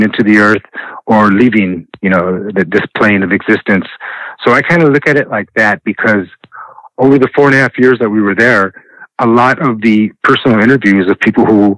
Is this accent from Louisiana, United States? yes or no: no; Los Angeles, California, United States; growing up in Boyle Heights and going to Hollenbeck Park